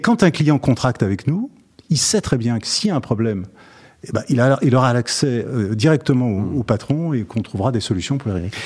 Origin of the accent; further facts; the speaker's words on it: Lyon, Auvergne-Rhône-Alpes, France; Je suis originaire, je suis lyonnais d'origine